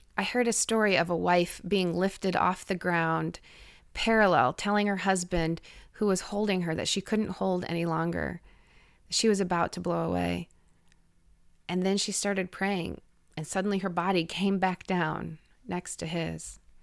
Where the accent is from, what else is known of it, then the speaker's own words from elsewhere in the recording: Parkersburg, Iowa, United States; moved away; This town was where I'd grown up